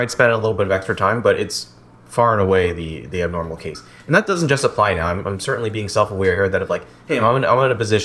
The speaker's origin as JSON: {"language": "English", "town": "Newton", "region": "Massachusetts", "country": "United States", "tie": "born or raised there", "also_born_or_lived": "Concord, Massachusetts / Marlborough, Massachusetts", "said": "I grew up in Marlborough, Massachusetts for less than a year. Then I moved to Newton."}